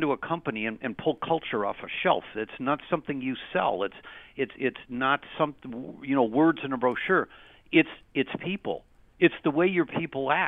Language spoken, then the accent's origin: English; Cleveland, Ohio, United States; we're from Cleveland